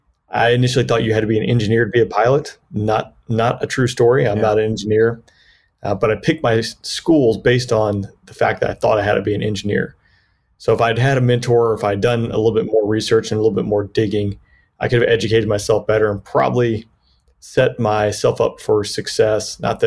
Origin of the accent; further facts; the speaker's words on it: Peachtree City, Georgia, United States; Yeah, originally I grew up in Peachtree City, Georgia, just south of Atlanta there. Kind of an aviation community, big Delta community